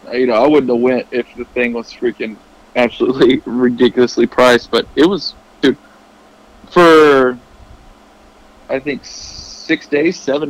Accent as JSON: {"language": "English", "region": "Tennessee", "country": "United States", "tie": "born or raised there", "said": "my hometown in Tennessee"}